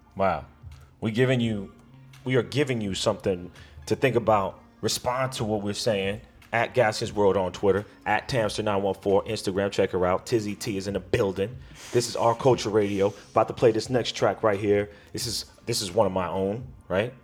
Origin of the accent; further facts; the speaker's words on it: United States; I am African American male from America